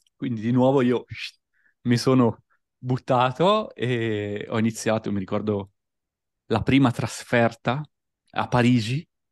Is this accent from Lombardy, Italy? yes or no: yes; Busto Arsizio, Lombardy, Italy; moved away as an adult; also born or lived in Verona / Austria; Provincia di Varese, nella ridente città di Busto Arsizio, quindi tra Milano, Varese e Como